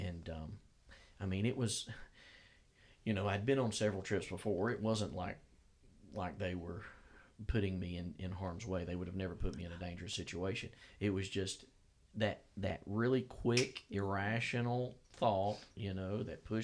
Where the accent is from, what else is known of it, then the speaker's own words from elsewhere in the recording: Gadsden, Alabama, United States; moved away as an adult; also born or lived in Attalla, Alabama; now in Georgia, United States; where I was born and raised in Gadsden, Alabama